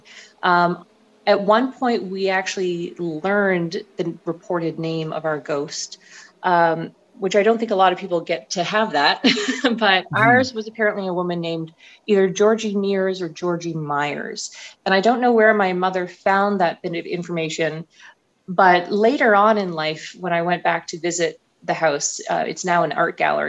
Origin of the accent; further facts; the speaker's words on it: St. Andrews, New Brunswick, Canada; moved away as an adult; now in Montreal, Canada; I'm from New Brunswick. I was born and raised there, went to university there. I come from a small town, very small, called St. Andrews